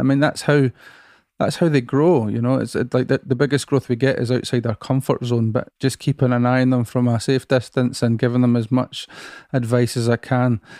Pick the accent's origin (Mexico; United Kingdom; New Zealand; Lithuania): United Kingdom; Musselburgh, Scotland; I grew up in another seaside town about twenty miles from here called Musselburgh